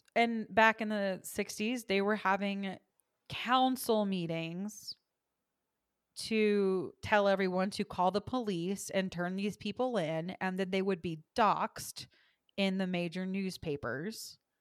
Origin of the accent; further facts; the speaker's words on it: the South, United States; I am from the South